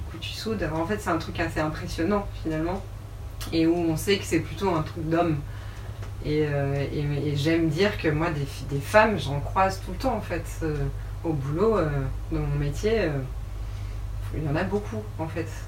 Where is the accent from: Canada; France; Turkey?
France; Rouen, Normandy; moved away as an adult; now in Paris, France; je viens de Rouen, je suis rouennaise et j'habite actuellement à Paris depuis 6 ans.